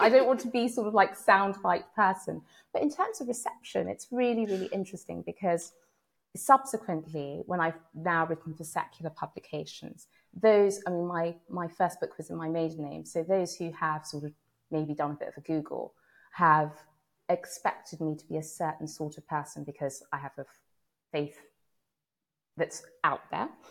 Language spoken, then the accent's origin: English; London, United Kingdom; I grew up in London